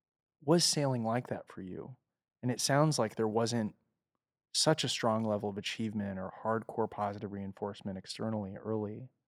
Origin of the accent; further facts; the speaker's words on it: United States; I'm from America, so I don't know about the rest of the world, but I hear things.